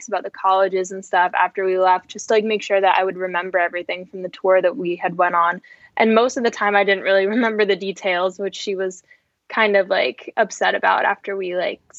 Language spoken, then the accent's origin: English; Cape Cod, Massachusetts, United States; I'm from Massachusetts, Cape Cod, Massachusetts